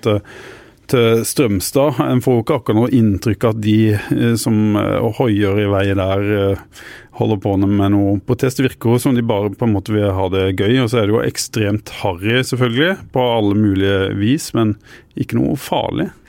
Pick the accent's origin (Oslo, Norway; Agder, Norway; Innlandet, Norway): Agder, Norway; Arendal; Jeg kommer jo fra Arendal